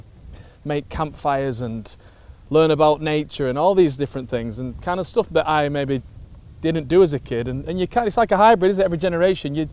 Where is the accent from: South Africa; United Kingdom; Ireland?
United Kingdom; Oldham, North West England; moved away; I grew up in a town, well, an area of Oldham called Durka